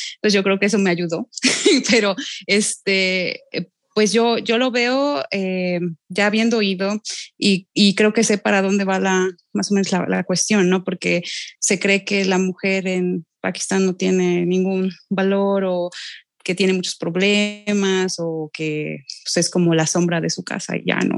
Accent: Xalapa, Veracruz, Mexico; Yo soy de aquí de Jalapa

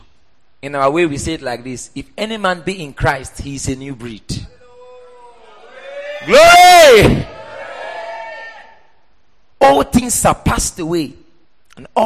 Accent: Port Harcourt, Rivers State, Nigeria; also born or lived in Oyo State; that was how we moved from Oyo State to Port Harcourt. So I grew up in church.

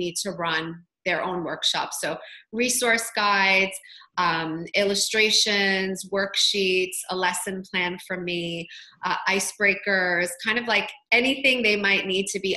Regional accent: Toronto, Ontario, Canada; I'm from Toronto

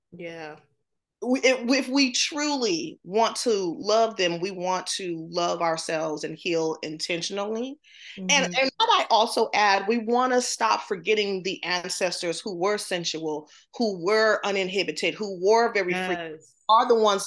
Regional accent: the South, United States; I grew up in the South, black home

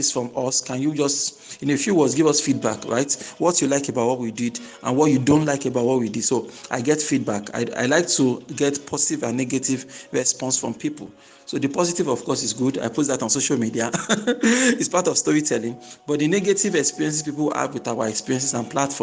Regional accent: Nigeria

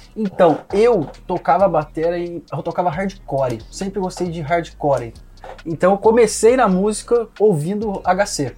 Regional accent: Cruzeiro, São Paulo, Brazil; moved away as an adult; also born or lived in Rio de Janeiro; de Cruzeiro, sou do interior de São Paulo

